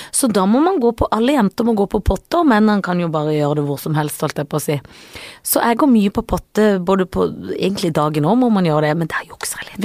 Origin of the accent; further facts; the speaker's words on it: Sørlandet, Norway; jeg er jo fra Sørlandet hvor vi har hytte